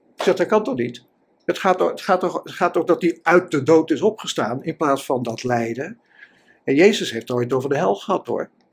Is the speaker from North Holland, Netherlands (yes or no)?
no; Utrecht, Netherlands; ik kom uit Utrecht